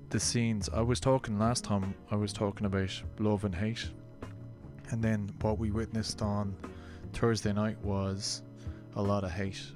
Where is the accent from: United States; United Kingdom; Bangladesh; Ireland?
Ireland; Being Irish, we should all know